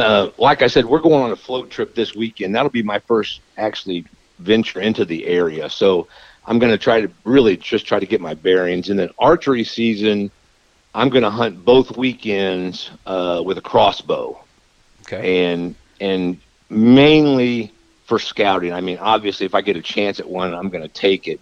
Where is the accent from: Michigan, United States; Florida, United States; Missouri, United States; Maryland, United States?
Missouri, United States; also born or lived in Liberty, Missouri; my home state